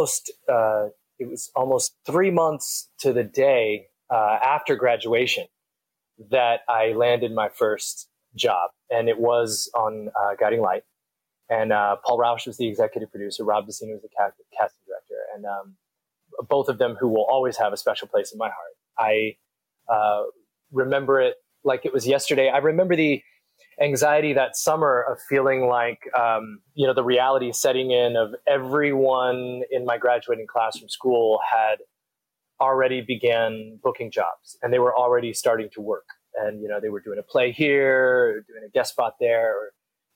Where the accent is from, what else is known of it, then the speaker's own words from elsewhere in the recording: Louisville, Kentucky, United States; moved away as an adult; also born or lived in New York City; now in California, United States; born and raised in Louisville, but I grew up in New York City